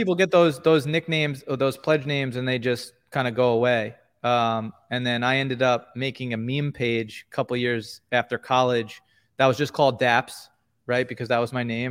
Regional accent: New York, United States; We're both from New York

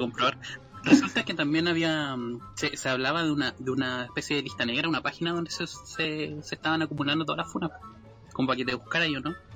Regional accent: Chile; accent: Chilean; nuestro maravilloso pseudo dialecto chileno

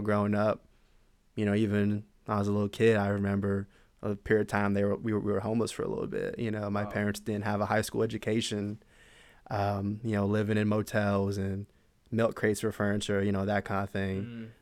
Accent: San Antonio, Texas, United States; moved away as an adult; originally I'm from San Antonio, Texas. I grew up there. I was there my whole life

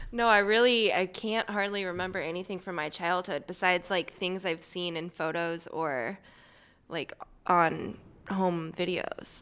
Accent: St. Louis, Missouri, United States; Here, Saint Louis.

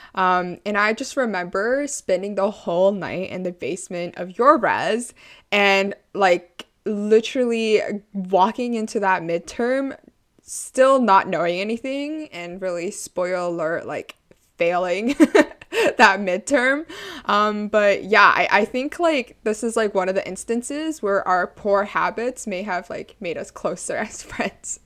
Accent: Canada; also born or lived in Toronto; I am Chinese Canadian.

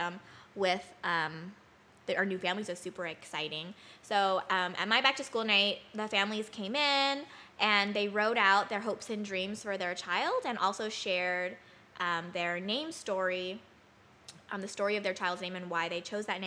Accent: Bay Area, California, United States; now in Southern California, United States; I am from the Bay Area

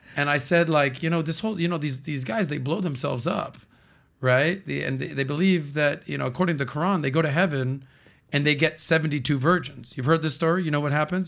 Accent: Miami, Florida, United States; born and raised in Miami my entire life

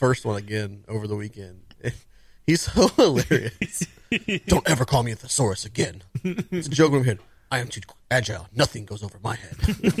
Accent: Georgia, United States; born there; I was born in Georgia. I'm not even from Texas, and I take offense to that.

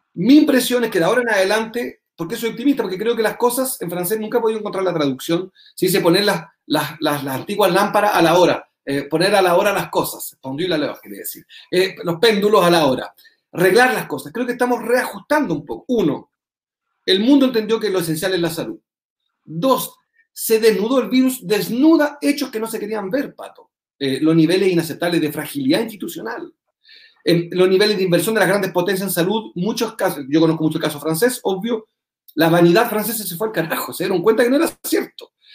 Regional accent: Chile

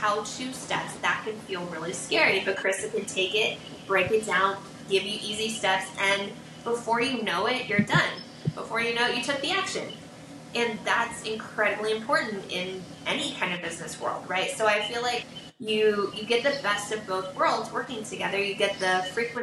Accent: Vancouver, Washington, United States; also born or lived in Portland, Oregon; now in Santa Barbara, United States; I'm actually from Portland, Oregon, that I'm from Vancouver. Like, I was born in Portland, from Vancouver, Washington

